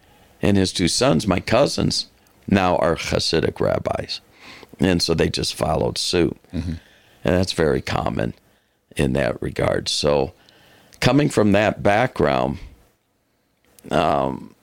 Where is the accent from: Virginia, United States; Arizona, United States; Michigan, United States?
Michigan, United States; Detroit; now in Fort Worth, United States; I was born and raised in Detroit